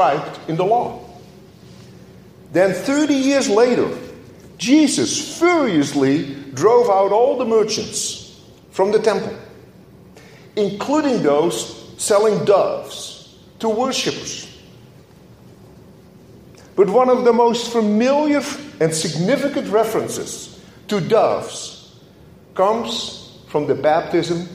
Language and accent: English; Netherlands; moved away; as a child growing up in Holland